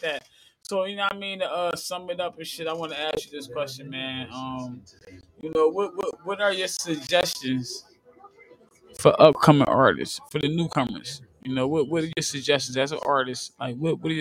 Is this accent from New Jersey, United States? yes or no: yes; New Jersey, United States; I'm interviewing people from my hometown